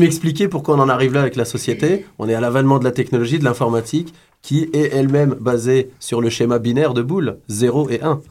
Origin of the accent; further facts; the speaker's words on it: France; now in Montreal, Canada; je suis d'origine algérienne, j'ai grandi en France